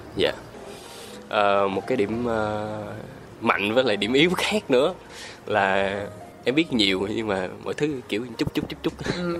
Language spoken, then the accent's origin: Vietnamese; Ho Chi Minh City, Vietnam; also born or lived in Sóc Trăng; em là sinh ra ở thành phố Hồ Chí Minh, ừ. Rồi, quê quán gốc của em thì em ở Sóc Trăng